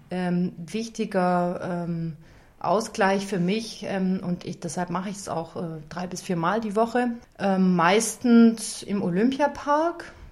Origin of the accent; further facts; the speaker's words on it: Baden-Württemberg, Germany; born there; Also ich komme gebürtig ähm, aus dem Stuttgarter Raum. Ich bin also eine Schwäbin.